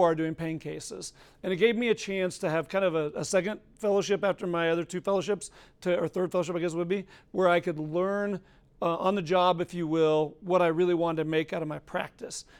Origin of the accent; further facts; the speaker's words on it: Colorado, United States; moved away; I'm from Colorado